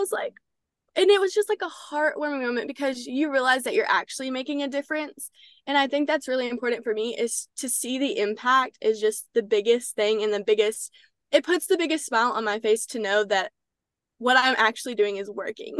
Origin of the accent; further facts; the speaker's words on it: Texarkana, Texas, United States; I'm from Texarkana, Texas